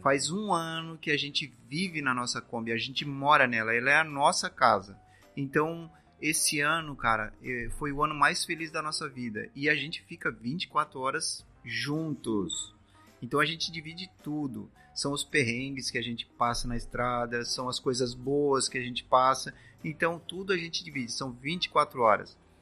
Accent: Criciúma, Santa Catarina, Brazil; Nós somos de Criciúma, Santa Catarina, aqui mesmo

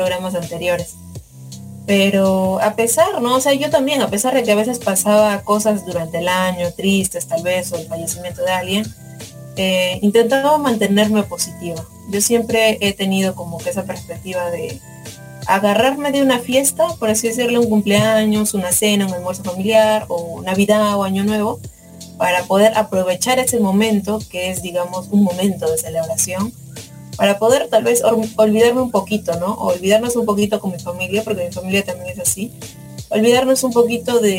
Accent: Spain; cosplayer de España, y les invito a seguir escuchando Radio Conexión.

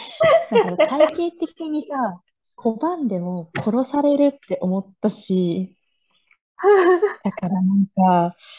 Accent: Chiba, Japan; now in Tsukuba, Japan; いつも住んでるつくばでなく、地元の千葉

